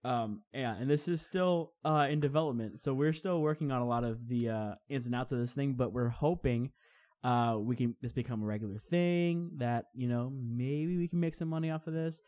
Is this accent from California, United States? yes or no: no; Crestview, Florida, United States; we're both from Crestview, Florida